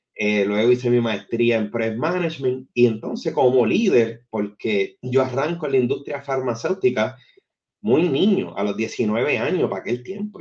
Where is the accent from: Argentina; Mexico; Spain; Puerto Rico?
Puerto Rico; San Juan; Yo soy original de Santurce, Puerto Rico, la cuna de la cultura